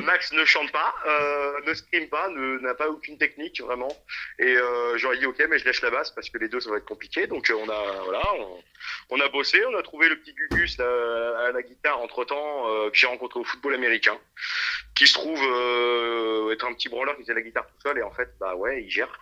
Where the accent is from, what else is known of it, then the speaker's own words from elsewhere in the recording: France; on vient de Chaland, si tu veux. C'est une ville qui n'est pas du tout métal